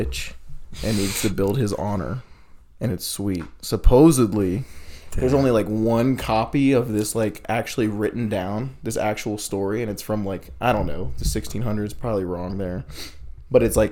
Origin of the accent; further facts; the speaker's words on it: Ohio, United States; Ohio, my home state